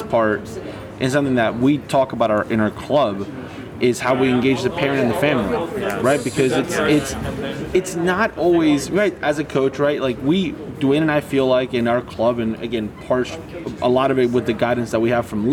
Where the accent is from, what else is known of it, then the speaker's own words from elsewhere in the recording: Argentina; moved away; I grew up in Argentina playing with a ball rolled up socks